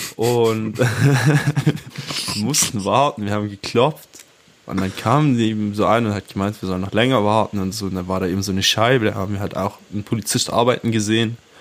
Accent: Swabia, Baden-Württemberg, Germany; … und ich, wir sind ja hier beide im Schwarmländle aufgewachsen

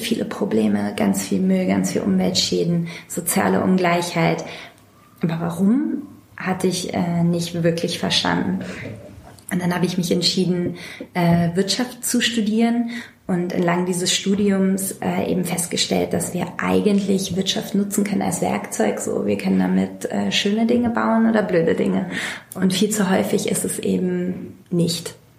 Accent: Hamburg, Germany; ich komme ursprünglich aus Hamburg und war immer Teil von äh, einer linken Hamburger Szene

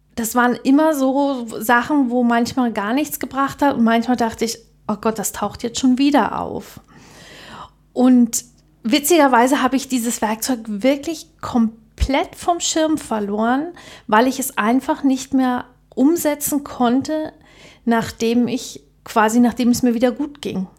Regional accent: Germany; bei uns in der DDR

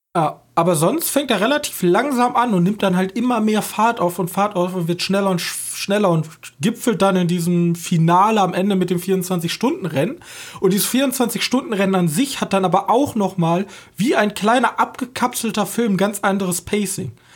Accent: Germany; wir als Deutsche

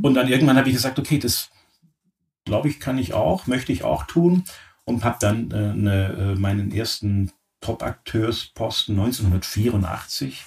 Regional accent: Oberharmersbach, Baden-Württemberg, Germany; moved away; meine Eltern ein Friseurgeschäft hatten, mitten im Schwarzwald in einem sehr idyllischen kleinen Ort namens Oberharemersbach. Das ist in der Nähe von Offenburg

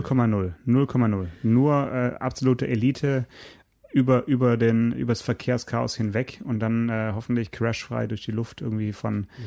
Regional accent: Stuttgart, Baden-Württemberg, Germany; moved away; ich bin geborener Stuttgarter

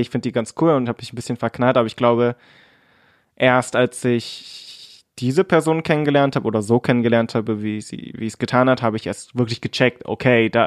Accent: Cottbus, Brandenburg, Germany; wir sind alle hier aufgewachsen in Cottbus und sind ziemlich deutsch, also ich zumindest.

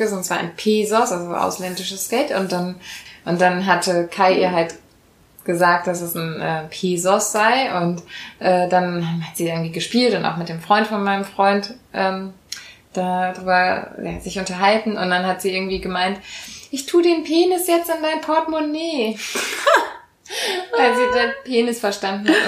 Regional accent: Rhineland, Germany; accent: Rhineland sch/ch feature; habe ich diesen ähm, schch fehler manchmal, den man hier so im Rheinland hat

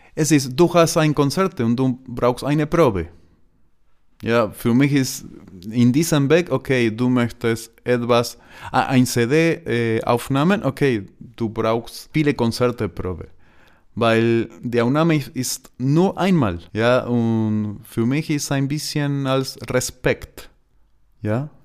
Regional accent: Argentina; German is a second language; moved away as an adult; also born or lived in Buenos Aires; now in Germany; Argentinien ist meine Heimat

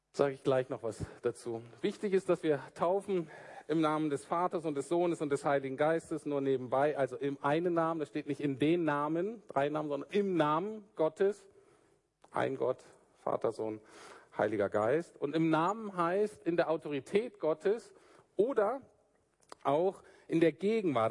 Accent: Germany; als Deutsche

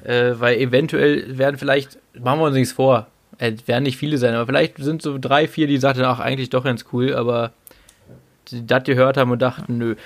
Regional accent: the East, eastern Germany, Germany; ich komme aus dem Osten

